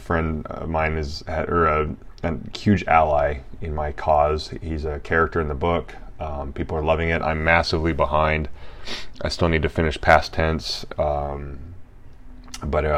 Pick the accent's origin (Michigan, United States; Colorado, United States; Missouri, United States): Colorado, United States; now in Los Angeles, United States; I was born in Colorado